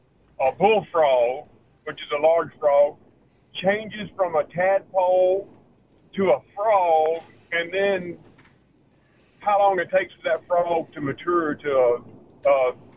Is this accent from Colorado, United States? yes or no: no; Arkansas, United States; I'm just traveling through Batesville on my way to North Carolina. I'm from Arkansas.